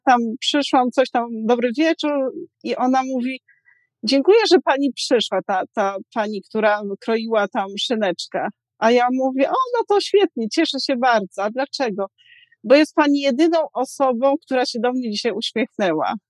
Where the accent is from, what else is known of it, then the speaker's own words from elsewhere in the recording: southern Poland, Poland; moved away; ja jestem z południa Polski, więc tam z małej miejscowości